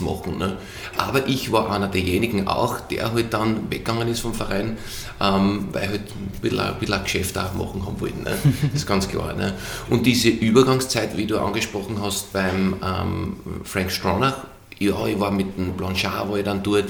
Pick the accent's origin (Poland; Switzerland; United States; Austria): Austria; Feldkirchen bei Graz, Styria; moved away as an adult; also born or lived in Vienna / England; wo ich aufgewachsen bin, äh, war neben eben, oder ist nach wie vor ein Fußballplatz